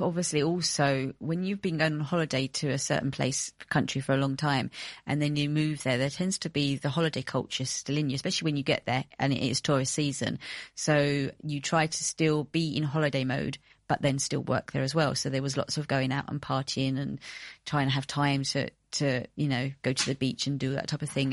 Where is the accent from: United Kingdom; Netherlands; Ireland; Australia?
United Kingdom; moved away as an adult; also born or lived in Greece; I'm British